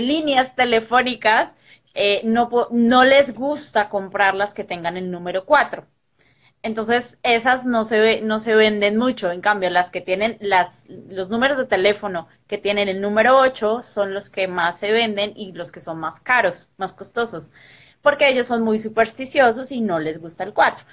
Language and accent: Spanish; Colombia; yo de Colombia